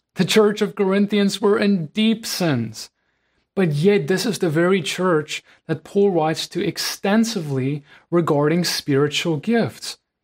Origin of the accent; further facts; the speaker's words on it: South Africa; As a South African